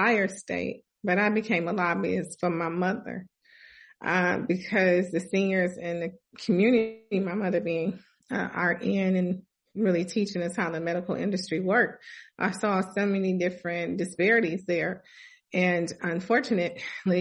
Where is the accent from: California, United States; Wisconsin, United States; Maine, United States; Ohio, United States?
Wisconsin, United States; moved away as an adult; also born or lived in Hawaii; I moved back to Wisconsin from Hawaii. And so when I came back home to take care of my mother